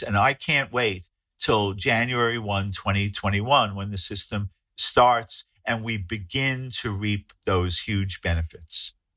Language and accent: English; New York City, New York, United States; my hometown of New York City